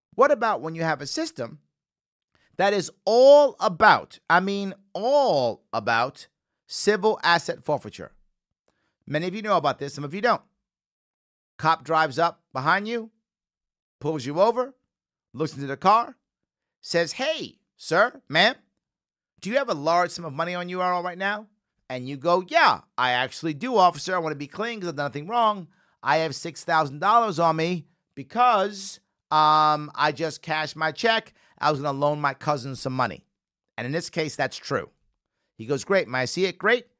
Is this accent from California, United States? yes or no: no; New York City, New York, United States; a Bronx native as I am